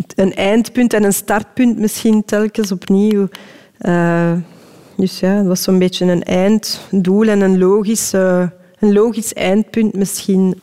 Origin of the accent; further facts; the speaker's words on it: Belgium; als Belg